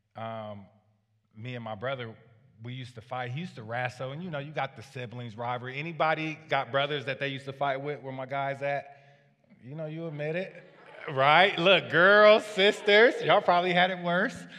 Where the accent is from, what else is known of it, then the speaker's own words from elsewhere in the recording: Waterloo, Iowa, United States; I grew up, uh, in a low-income family on the, uh, east side of Waterloo